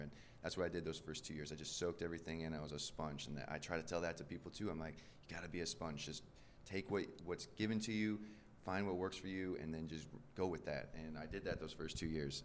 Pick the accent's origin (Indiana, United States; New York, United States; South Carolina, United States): Indiana, United States; Valparaiso; moved away as an adult; now in Birmingham, United States; I'm from Valparaiso, Indiana, which isn't too small, but I went to a very small high school